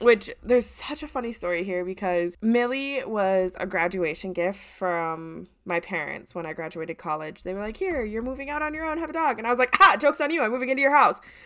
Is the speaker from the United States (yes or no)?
yes; Midwest, United States; I grew up and live in the Midwest currently